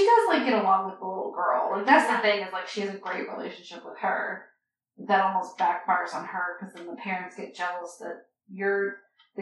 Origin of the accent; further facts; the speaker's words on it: United States; here in America. They don't really make us learn a second language